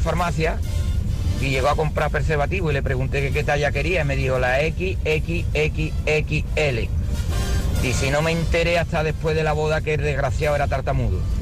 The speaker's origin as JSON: {"language": "Spanish", "country": "Argentina", "moved": "yes", "lives_now": "Cuenca, Spain", "said": "yo soy argentina, no soy de Cuenca."}